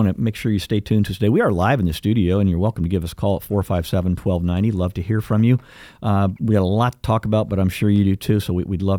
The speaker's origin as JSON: {"language": "English", "country": "United States", "said": "That's the great thing about being an American."}